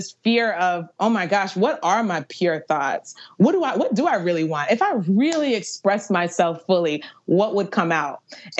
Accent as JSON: {"language": "English", "town": "Virginia Beach", "region": "Virginia", "country": "United States", "tie": "born or raised there", "said": "Virginia Beach."}